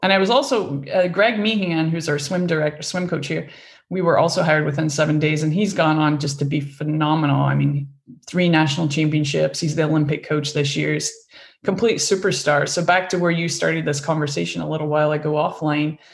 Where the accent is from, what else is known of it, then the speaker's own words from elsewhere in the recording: Scotland, United Kingdom; moved away as an adult; I grew up in Scotland on a farm.